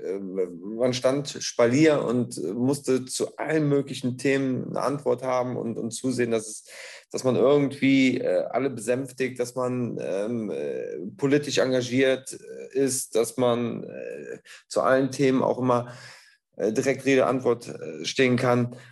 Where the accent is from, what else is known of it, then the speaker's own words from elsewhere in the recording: Bad Neuenahr-Ahrweiler, Rhineland-Palatinate, Germany; ich komme aus Bad Neuenahr-Ahrweiler